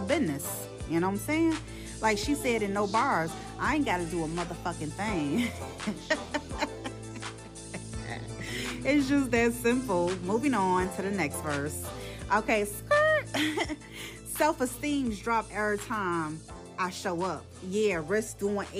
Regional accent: Chicago, Illinois, United States; I'm from Chicago

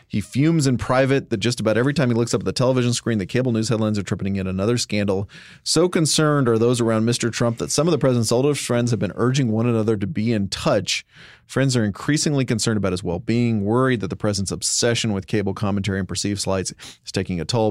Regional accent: Dallas, Texas, United States; growing up in Dallas

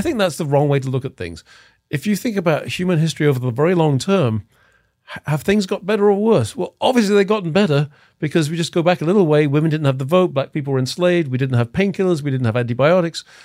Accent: England, United Kingdom; moved away as an adult; also born or lived in Los Angeles; now in United States; I'm from England. Um, I've been in the States since nineteen eighty-seven.

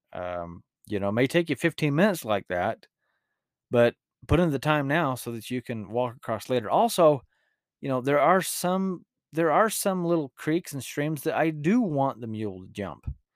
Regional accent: Utah, United States; accent: rural Utah; my rural Utah accent

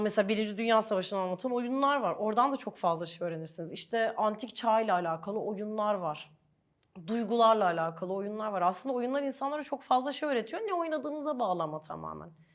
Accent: Ankara, Turkey; toprak manzaralı bir yerde büyüdüğüm için Ankara'da

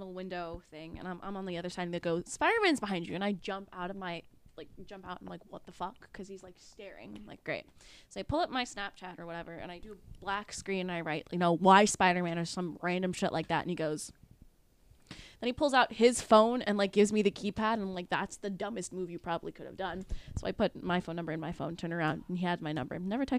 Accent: New Jersey, United States; I'm from Jersey.

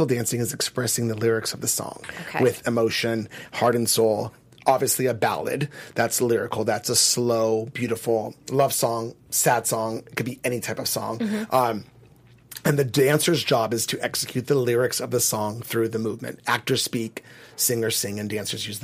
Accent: California, United States; I grew up in California.

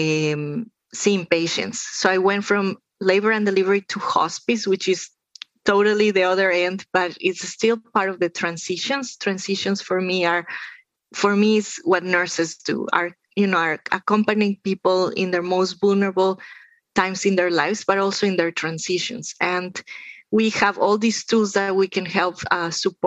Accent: Andes, Ecuador; moved away; the Andes, where I am from. I am from Ecuador

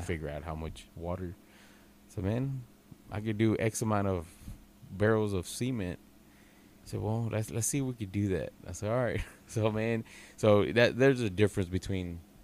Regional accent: Texas, United States; I'm from Texas

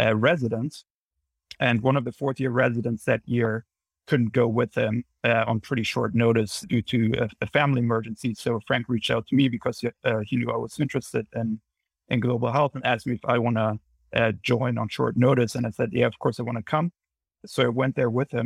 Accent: Munich, Bavaria, Germany; moved away as an adult; now in New Haven, United States; I'm originally from Munich in Germany, and I moved over here after medical school in 2015 for my training, and have been here ever since.

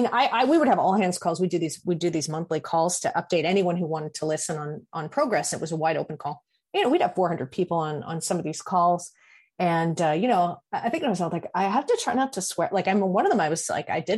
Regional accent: Canada; I'm Canadian

